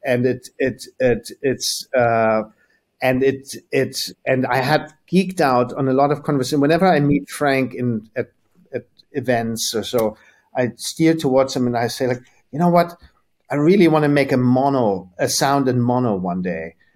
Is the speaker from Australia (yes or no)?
no; Germany; we grew up in Germany